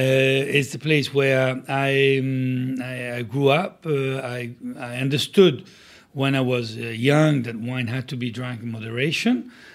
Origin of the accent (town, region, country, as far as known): Italy; also born or lived in Davis, United States